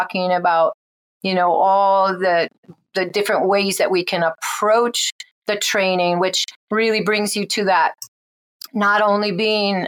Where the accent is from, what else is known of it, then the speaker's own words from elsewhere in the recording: New England, United States; I grew up in New England